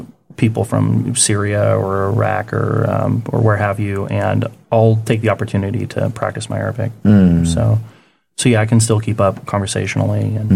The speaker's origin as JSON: {"language": "English", "town": "Topeka", "region": "Kansas", "country": "United States", "also_born_or_lived": "New York City / Augusta, Georgia", "moved": "as an adult", "lives_now": "Changwon, South Korea", "said": "No, I'm from Kansas. Okay. Topeka, Kansas."}